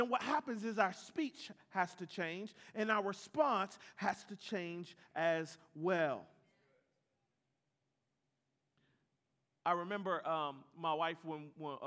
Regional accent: Atlanta, Georgia, United States; I'm from Atlanta

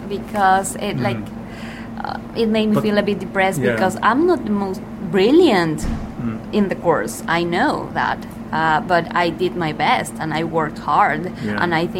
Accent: Peru; moved away; I'm from Peru.

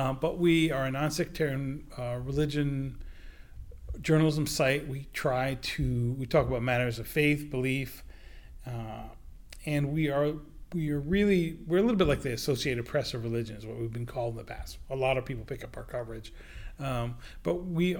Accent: Attleboro, Massachusetts, United States; My hometown newspaper, the Sun Chronicle of Attleboro, Massachusetts

